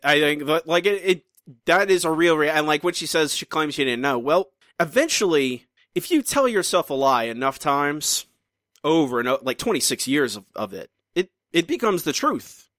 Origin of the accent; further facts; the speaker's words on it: United States; moved away; my my home country